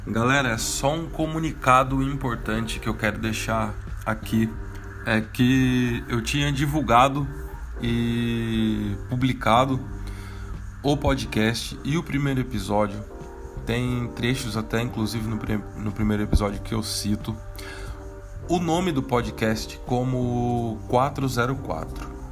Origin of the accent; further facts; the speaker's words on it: Caçapava, São Paulo, Brazil; moved away as an adult; now in São Paulo, Brazil; eu sou do interior, sou de Caçapava. Fei é uma gíria ali da região do Vale do Paraíba que a molecada sempre falou